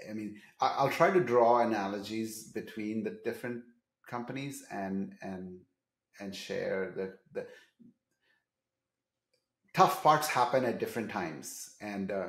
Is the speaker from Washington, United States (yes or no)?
yes; Seattle, Washington, United States; I'm from Seattle.